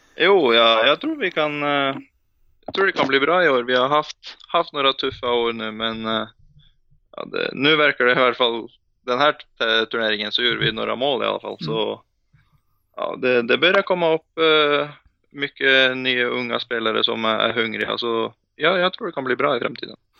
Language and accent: Swedish; Asker, Akershus, Norway; Swedish is a second language; moved away as an adult; also born or lived in Ålesund; jag född i Ålesund och bodde där i sju år innan jag flyttade till Asker.